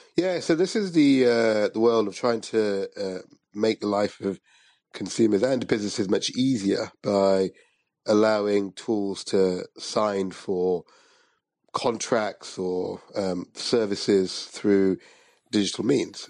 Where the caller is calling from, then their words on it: London, United Kingdom; I'm calling from London